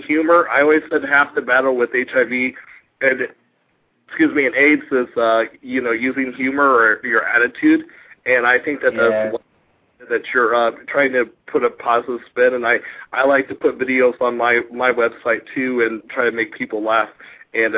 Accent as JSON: {"language": "English", "region": "Indiana", "country": "United States", "said": "I'm from Indiana"}